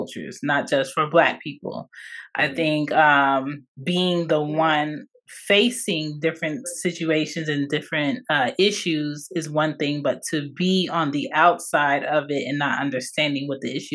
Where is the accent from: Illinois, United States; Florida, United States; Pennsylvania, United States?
Pennsylvania, United States; Philadelphia; I was born in Philadelphia, PA, on the East Coast